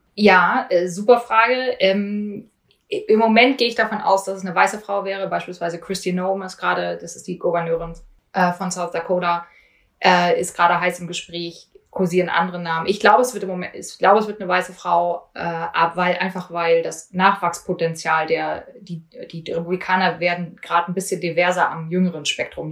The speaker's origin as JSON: {"language": "German", "region": "East Germany", "country": "Germany", "tie": "born or raised there", "moved": "as an adult", "lives_now": "Washington, United States", "said": "ich bin in Ostdeutschland groß geworden"}